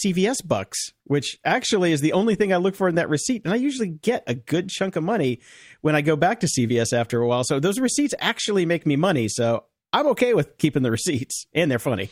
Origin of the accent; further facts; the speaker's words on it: Chicago, Illinois, United States; I'm from Chicago